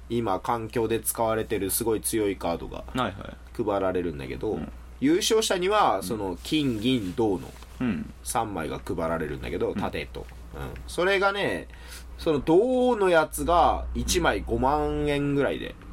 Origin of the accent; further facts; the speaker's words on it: Yamagata, Japan; 山形生まれの江戸っ子